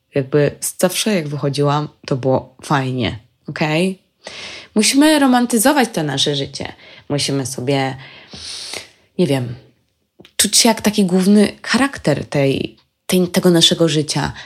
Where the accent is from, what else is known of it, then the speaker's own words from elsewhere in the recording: Poland; jesteśmy z Polski.